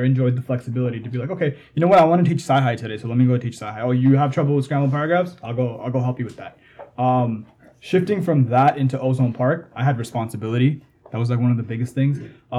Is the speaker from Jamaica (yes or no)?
yes; Jamaica; now in United States; I was kind of in that situation as well growing up in Jamaica.